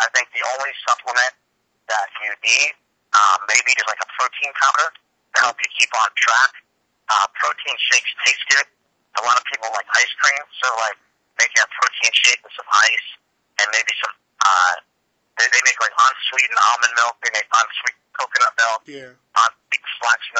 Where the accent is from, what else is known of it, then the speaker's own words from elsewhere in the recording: New York, United States; moved away; I grew up in New York